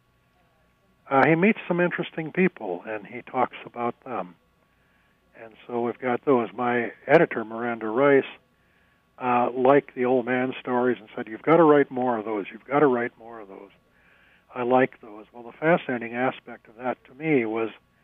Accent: St. Cloud, Minnesota, United States; also born or lived in Sao Paulo, Brazil / Twin Cities, Minnesota; growing up in Stearns County

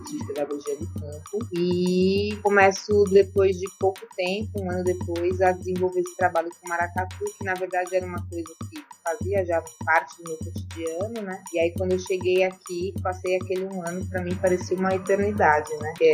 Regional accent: São Paulo, Brazil; moved away as an adult; also born or lived in Recife; now in João Pessoa, Brazil; sou natural de São Paulo, estou aqui na Paraíba desde 2013.

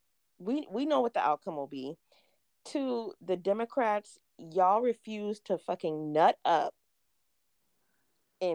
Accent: South Carolina, United States; I'm born and raised in South Carolina

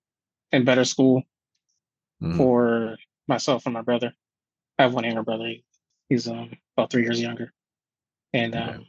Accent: Buffalo, New York, United States; Two-parent household. I grew up in the inner city, and I moved into a more suburban area, slightly more suburban area as I aged.

